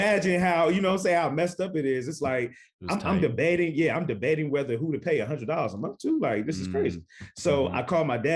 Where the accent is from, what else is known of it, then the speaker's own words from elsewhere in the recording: New Jersey, United States; I'm from New Jersey